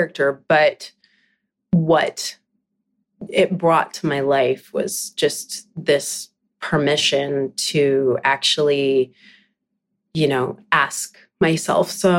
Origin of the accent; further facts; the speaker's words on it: Vancouver Island, British Columbia, Canada; now in Vancouver, Canada; I'm from Vancouver Island. That's where I grew up